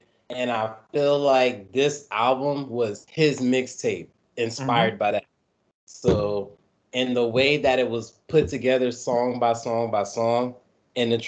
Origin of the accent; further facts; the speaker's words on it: Atlanta, Georgia, United States; also born or lived in New Orleans, Louisiana; I've been in Atlanta for a hot minute since I was like, what, 8, 9 years old